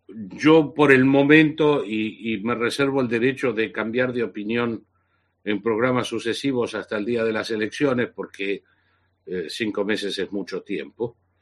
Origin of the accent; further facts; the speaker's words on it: Argentina; moved away as an adult; haber sufrido físicamente y encarcelamiento durante el régimen nazi-fascista de la Argentina. Y haberme marchado al exilio hace 42 años